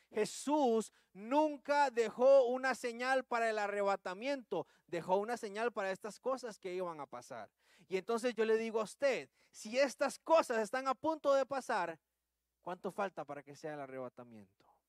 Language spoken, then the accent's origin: Spanish; Costa Rica; accent: Tico; usando el buen tico